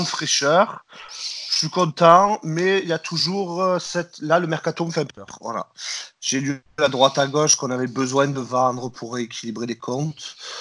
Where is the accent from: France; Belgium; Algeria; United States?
France; Marseille, Provence-Alpes-Côte d'Azur; en tant que Marseillais